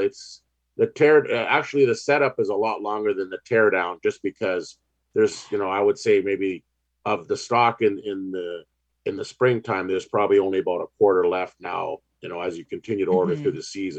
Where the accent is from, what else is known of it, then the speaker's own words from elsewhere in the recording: Ontario, Canada; we're growing up in Ontario